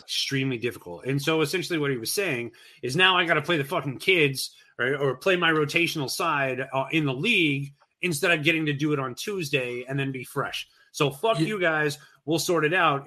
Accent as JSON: {"language": "English", "country": "United States", "said": "as an American fan"}